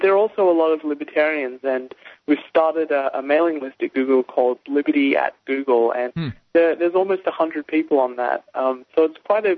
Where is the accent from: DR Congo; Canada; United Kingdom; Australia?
Australia; moved away as an adult; now in United States; I was born and raised in Australia, and I came to the States about 7 years ago to do a PhD